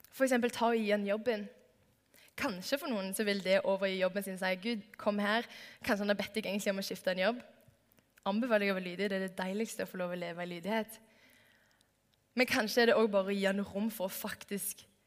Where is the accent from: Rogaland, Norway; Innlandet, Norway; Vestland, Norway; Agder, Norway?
Rogaland, Norway; Stavanger; moved away; Jeg har hatt en sommerjobb i åtte år hjemme i Stavanger